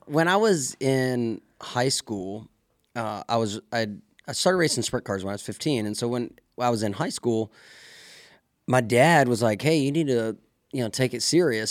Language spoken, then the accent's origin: English; Mississippi, United States; moved away as an adult; growing up in Mississippi